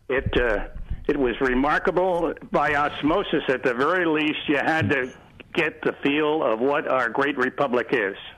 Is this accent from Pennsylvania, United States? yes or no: yes; Philadelphia, Pennsylvania, United States; now in Bettendorf, United States; I am a Philadelphian.